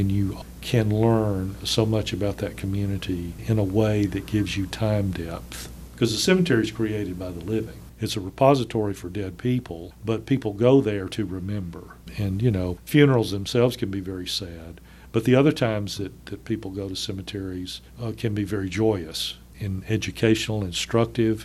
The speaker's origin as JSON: {"language": "English", "region": "northern Alabama", "country": "United States", "tie": "born or raised there", "said": "growing up in Alabama in the northern part of the state"}